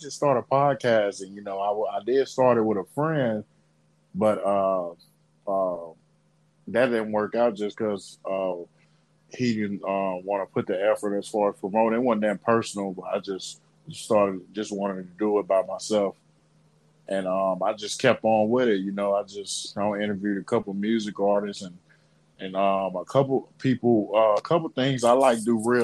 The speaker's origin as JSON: {"language": "English", "town": "Birmingham", "region": "Alabama", "country": "United States", "tie": "born or raised there", "also_born_or_lived": "Anniston, Alabama", "said": "I'm from Birmingham, Alabama. I stayed there for most of my childhood, and I graduated from Anniston, Alabama"}